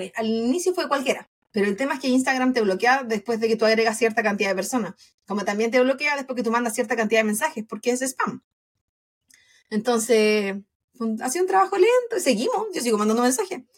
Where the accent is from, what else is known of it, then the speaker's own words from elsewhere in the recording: Chile; now in United States; como buena chilena